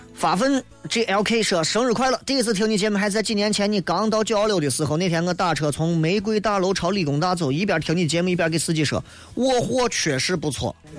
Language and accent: Chinese; Shaanxi, China; 我们陕西人一说草草的啊。